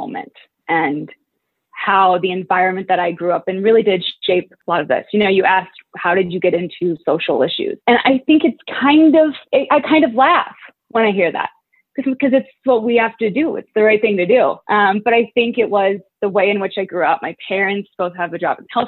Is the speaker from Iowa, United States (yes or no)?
yes; Iowa City, Iowa, United States; moved away as an adult; now in Arizona, United States; I am from Iowa City, Iowa, and grew up there and lived there my whole life until I came to college at ASU